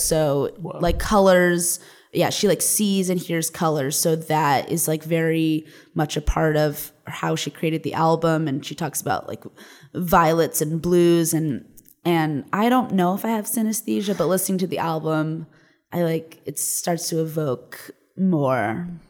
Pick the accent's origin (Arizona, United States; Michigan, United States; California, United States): California, United States; Los Angeles; also born or lived in New York; I was born here. My parents are from here, but what? I grew up in Los Angeles.